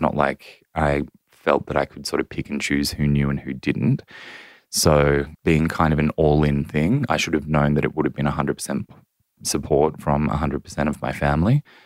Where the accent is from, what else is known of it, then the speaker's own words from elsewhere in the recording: Central Coast, New South Wales, Australia; I grew up on the central coast of New South Wales